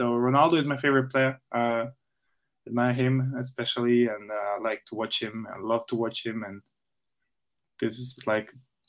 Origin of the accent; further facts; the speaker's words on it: Austria; also born or lived in Bosnia and Herzegovina; born in Bosnia, but after I was born, like I think 2-3 months, I moved again back to Austria, and I grew up in Austria.